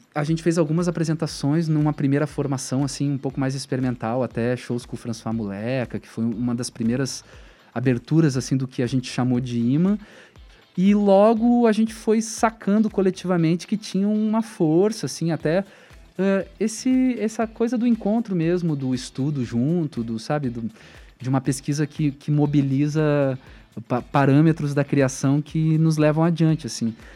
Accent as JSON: {"language": "Portuguese", "town": "Porto Alegre", "region": "Rio Grande do Sul", "country": "Brazil", "tie": "born or raised there", "moved": "as an adult", "lives_now": "Curitiba, Brazil", "said": "da vila onde eu cresci, a Vila Bom Jesus, em Porto Alegre"}